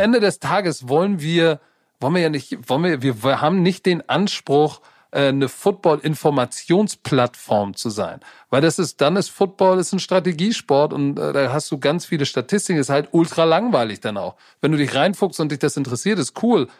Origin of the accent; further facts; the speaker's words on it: Hamburg, Germany; wir in derselben Stadt groß geworden sind